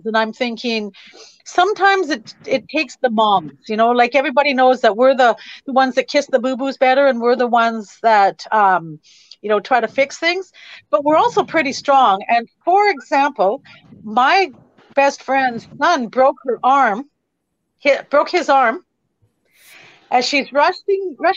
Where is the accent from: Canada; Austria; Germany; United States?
Canada; Kamloops, British Columbia; I'm from Kamloops, BC. We're a small little place